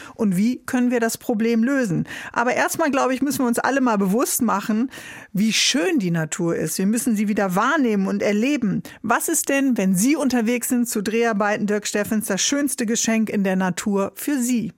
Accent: Northern Germany, Germany; wir sind ja beide äh, Norddeutsche

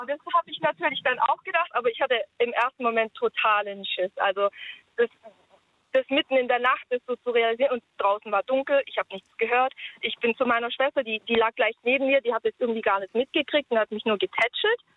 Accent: Germany; Ich bin hier in Deutschland aufgewachsen

